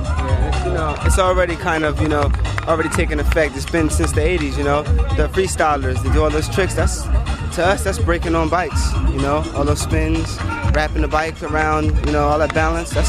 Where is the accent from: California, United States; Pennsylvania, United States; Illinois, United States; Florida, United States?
Pennsylvania, United States; Philadelphia; since we're from Philadelphia, there's a park in Philadelphia called Love Park